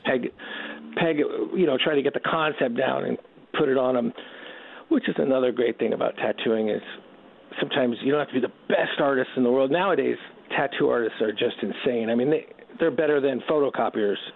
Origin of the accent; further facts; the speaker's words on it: Redwood City, California, United States; also born or lived in Canoga Park, California; I'm actually born in Canoga Park, but when we were seven, the family moved to uh, Northern California, and we grew up in Redwood City, about 25 miles south of San Francisco